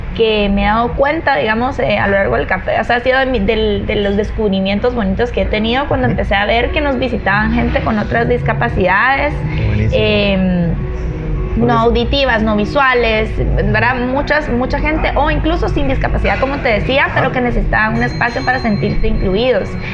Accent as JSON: {"language": "Spanish", "town": "Guatemala City", "region": "Guatemala Department", "country": "Guatemala", "tie": "born or raised there", "said": "crecí aquí en Guatemala, en la ciudad de Guatemala."}